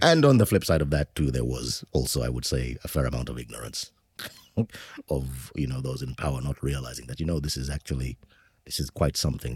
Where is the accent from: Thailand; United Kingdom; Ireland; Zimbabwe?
Zimbabwe; growing up in Zimbabwe at that time